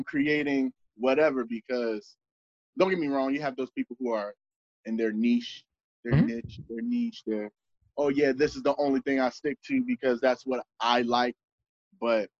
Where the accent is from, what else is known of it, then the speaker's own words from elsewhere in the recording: the South, United States; I was born in the South